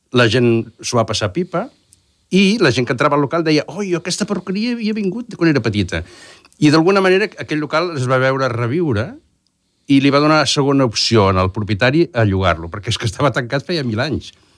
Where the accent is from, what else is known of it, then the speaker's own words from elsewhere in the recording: Lloret de Mar, Catalonia, Spain; és el meu barri, vaig néixer allà